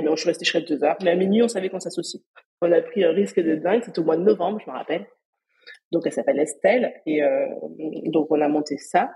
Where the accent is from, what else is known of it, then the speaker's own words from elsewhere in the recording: Perpignan, Occitania, France; moved away; je suis originaire de Perpignan.